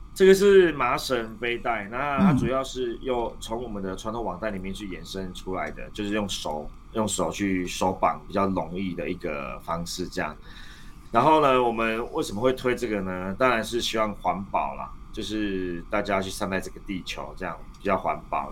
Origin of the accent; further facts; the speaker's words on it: Taiwan; 我们台湾人